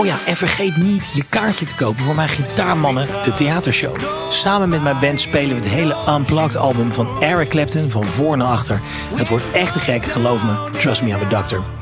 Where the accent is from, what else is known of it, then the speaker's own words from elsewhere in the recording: Brasschaat, Flanders, Belgium; Ik kom uit Brasschaat. Dat is een eh, gemeente vlak boven